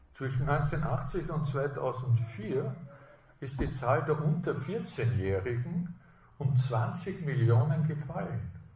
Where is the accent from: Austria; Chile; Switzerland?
Austria; als Österreicher